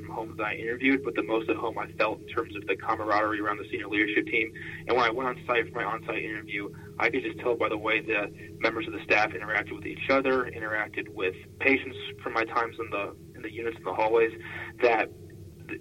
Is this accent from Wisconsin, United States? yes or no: no; Falls Church, Virginia, United States; moved away as an adult; also born or lived in Chestertown, Maryland; now in Des Moines, United States; So I'm originally from Falls Church, Virginia, and grew up in Northern Virginia.